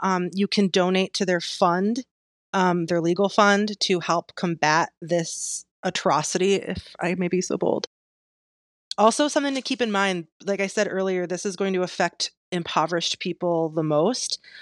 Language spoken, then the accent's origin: English; Michigan, United States; my home state, Michigan